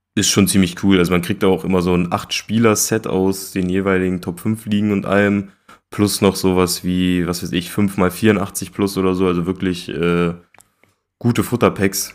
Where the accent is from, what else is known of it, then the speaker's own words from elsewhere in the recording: Germany; als Deutscher